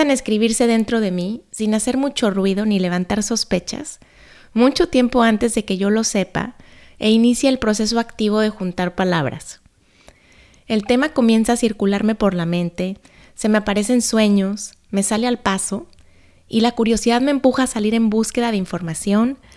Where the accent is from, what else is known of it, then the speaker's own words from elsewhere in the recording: Guadalajara, Jalisco, Mexico; born there; Quizá no lo sabes, pero yo nací en Guadalajara. En esa ciudad vivieron hace muchos años mis abuelos maternos.